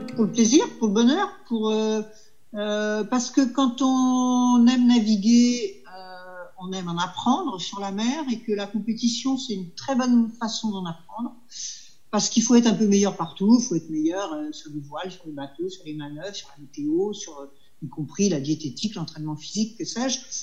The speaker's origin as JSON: {"language": "French", "country": "France"}